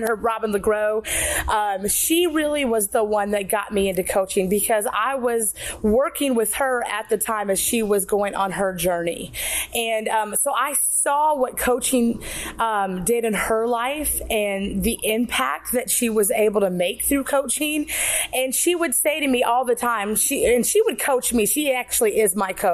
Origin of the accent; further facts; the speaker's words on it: South Dakota, United States; moved away as an adult; also born or lived in Minneapolis, Minnesota; now in Georgia, United States; Just grew up in South Dakota, went to Minneapolis for school